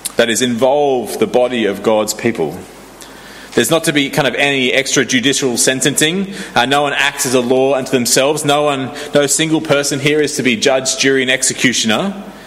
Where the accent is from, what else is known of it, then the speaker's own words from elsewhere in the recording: Sydney, New South Wales, Australia; moved away; I grew up in Sydney